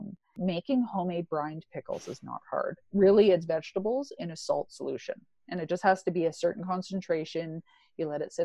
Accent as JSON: {"language": "English", "region": "Ontario", "country": "Canada", "moved": "yes", "lives_now": "Alberta, Canada", "said": "I'm from Ontario, so I'm quite familiar with life out there"}